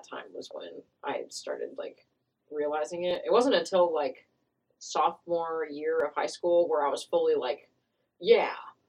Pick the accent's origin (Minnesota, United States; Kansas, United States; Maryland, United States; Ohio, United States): Kansas, United States; Clay Center; I'm from the boonies, known as Clay Center, Kansas.